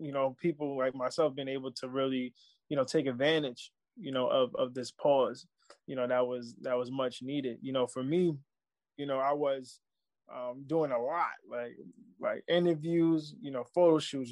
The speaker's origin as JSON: {"language": "English", "town": "New York City", "region": "New York", "country": "United States", "said": "I'm from Baisley"}